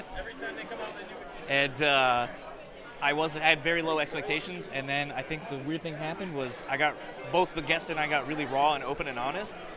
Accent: Midwest, United States; moved away; also born or lived in East Coast, United States; I grew up in the Midwest initially, and I've lived out here out on the East Coast, and I've lived here in the Midwest now longer

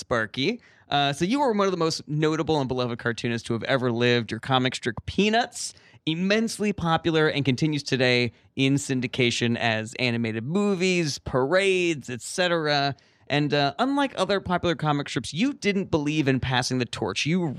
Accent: Italy; accent: Italian; I've worked very hard to suppress my accent, but sometimes when I'm around other Italians, it just kind of comes out.

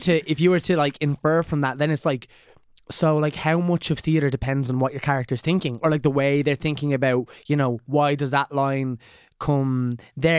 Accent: Ireland; I'm Irish

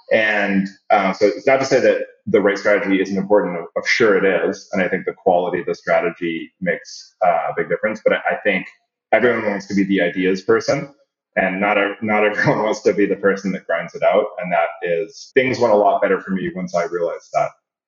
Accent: Canada; also born or lived in Singapore / Saudi Arabia; And I'm Canadian, but I grew up in Singapore and Saudi Arabia.

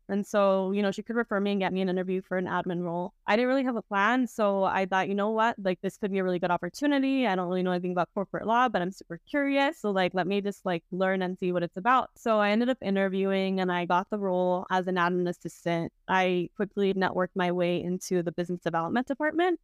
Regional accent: South Gate, Southeast Los Angeles, California, United States; I grew up in Southie, which is a city in, like, Southeast L

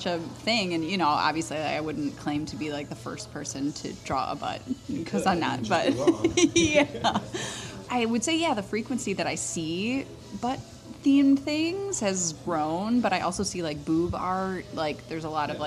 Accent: a suburb of Chicago, Northern Illinois, United States; moved away as an adult; now in Madison, United States; I am from Northern Illinois

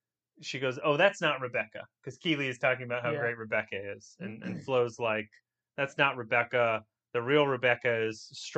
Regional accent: United States; We know who Ted is, and we're Americans.

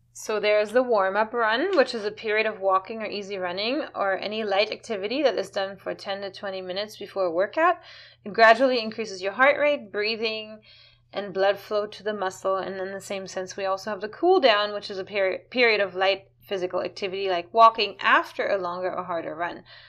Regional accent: California, United States; now in Florida, United States; I come from California

